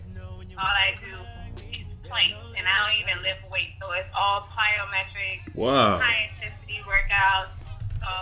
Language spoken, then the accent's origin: English; New York City, New York, United States; also born or lived in South Carolina; now in Washington, D.C., United States; I am from Brooklyn